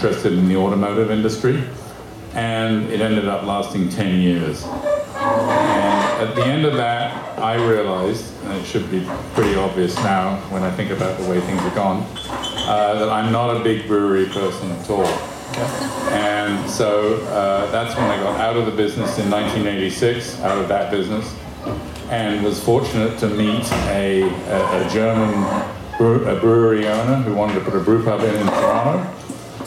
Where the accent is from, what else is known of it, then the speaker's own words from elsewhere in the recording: England, United Kingdom; moved away as an adult; now in Canada; I was born in England to a Canadian mother and an English father